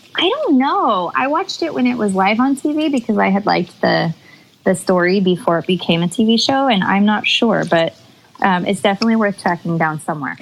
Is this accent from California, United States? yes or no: yes; Bay Area, California, United States; also born or lived in Chico, California; now in San Diego, United States; I am originally from the Bay Area, then Chico, and currently living in San Diego, California